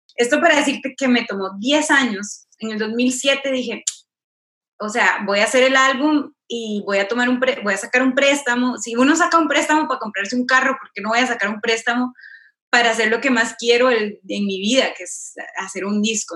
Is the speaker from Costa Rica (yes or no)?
yes; Costa Rica; moved away as an adult; now in Los Angeles, United States; yo soy segunda generación costarricense, o sea, mis, mis padres ya nacieron allá